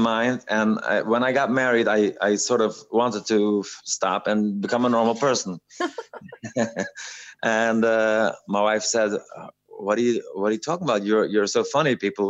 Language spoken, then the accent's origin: English; New York City, New York, United States; also born or lived in Montreal, Canada / London, United Kingdom / Israel; So I grew up in Satmar. I was born sort of in Williamsburg, but then I was in Montreal for a while, and then I went back to Williamsburg, and then I learned in London and in Israel, and I went back in New York.